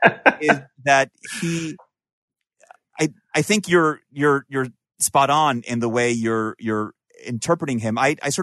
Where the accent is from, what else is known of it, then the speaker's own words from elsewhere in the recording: Peru; or for me, you know, who I'm from Peru, originally, it was more like, oh, you don't even have an accent